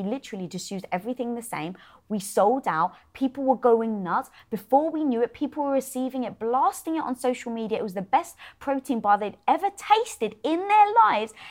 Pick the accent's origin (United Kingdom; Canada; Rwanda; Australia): United Kingdom; being British